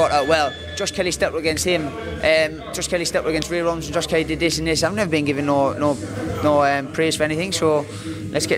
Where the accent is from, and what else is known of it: Sunderland, North East England, United Kingdom